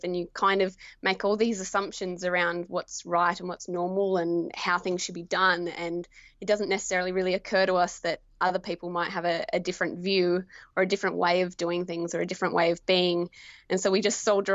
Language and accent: English; Esperance, Western Australia, Australia; now in Perth, Australia; I grew up in Esperance, Western Australia, and I'm a Noongar woman.